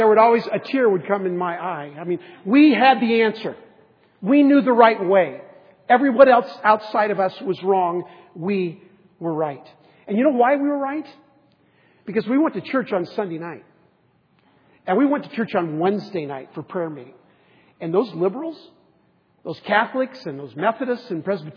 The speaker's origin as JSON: {"language": "English", "town": "San Diego", "region": "California", "country": "United States", "tie": "born or raised there", "said": "we grew up in San Diego"}